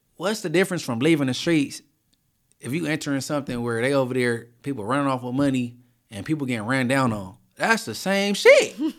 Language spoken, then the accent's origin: English; Inglewood, California, United States; I'm from Inglewood